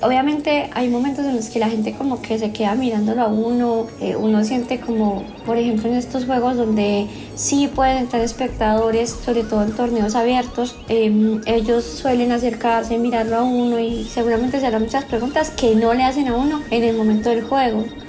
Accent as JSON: {"language": "Spanish", "town": "Pereira", "region": "Risaralda", "country": "Colombia", "moved": "yes", "lives_now": "Medellín, Colombia", "said": "soy de Pereira, pero vivo actualmente en la ciudad de Medellín"}